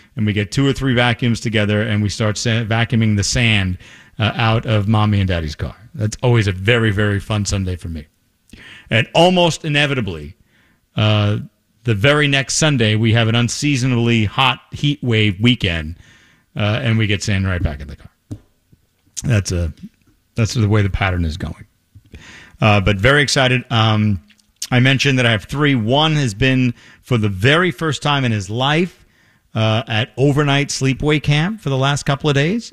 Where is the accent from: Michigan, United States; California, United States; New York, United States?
New York, United States; moved away; I grew up in New York